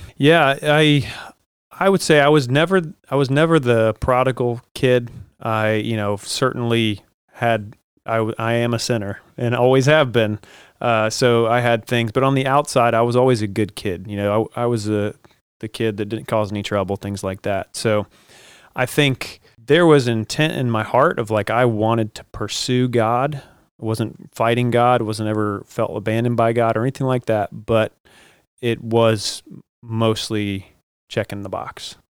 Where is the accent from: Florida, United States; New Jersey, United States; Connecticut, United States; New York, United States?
Florida, United States; Jacksonville; I grew up mostly here in Jacksonville, spent the, you know, the most of my life here